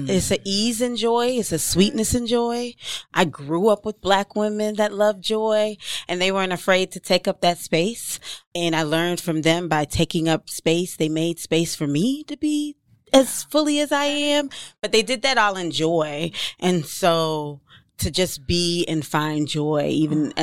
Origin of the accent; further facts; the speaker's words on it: Ghana; moved away; also born or lived in Jamaica; I'm Jamaican born, Ghana raised, and my mother is a Black Southern woman